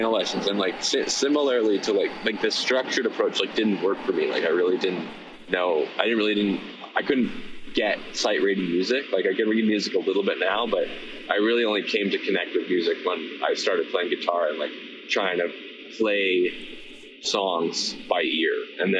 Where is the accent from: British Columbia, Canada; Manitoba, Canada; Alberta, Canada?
British Columbia, Canada; Victoria; Like, I'm from Victoria, BC, so there's lots of like cover music that happens there